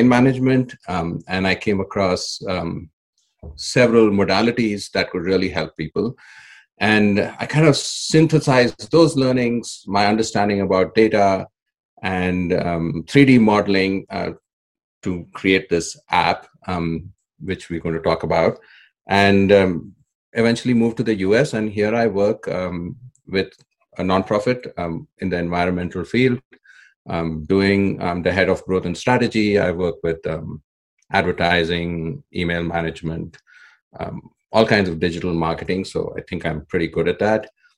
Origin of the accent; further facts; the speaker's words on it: India; moved away as an adult; now in Nevada City, United States; Originally, I come from India.